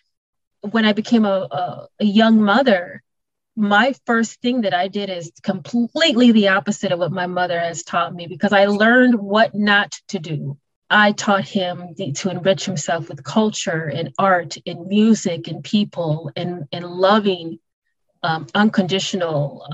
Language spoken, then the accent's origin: English; Milwaukee, Wisconsin, United States; I was raised in Milwaukee, Wisconsin.